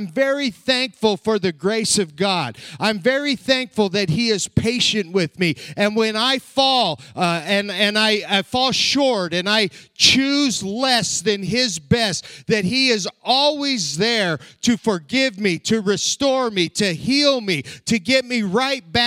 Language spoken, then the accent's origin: English; southern Colorado, United States; moved away as an adult; also born or lived in Ukraine; now in Lexington, Nebraska, United States; I was born and raised in southern Colorado